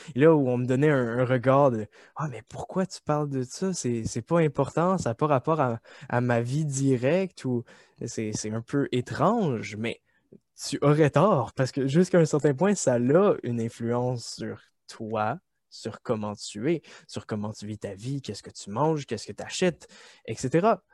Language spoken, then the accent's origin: French; Quebec, Canada; nous épanouir en tant que Québécois